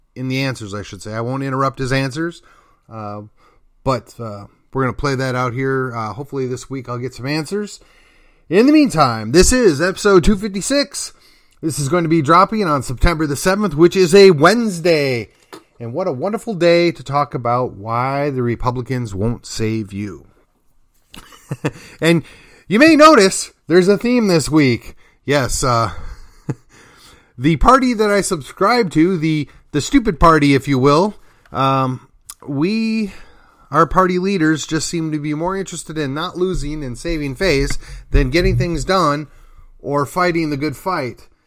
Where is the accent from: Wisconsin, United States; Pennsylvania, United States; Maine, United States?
Wisconsin, United States; Milwaukee; now in McKinney, United States; my home state and city of Milwaukee